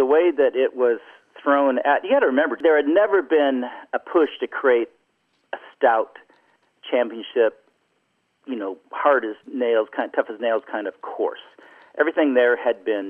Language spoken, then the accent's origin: English; Pebble Beach, California, United States; I grew up in Pebble Beach, and my parents were members out at Karma Valley Ranch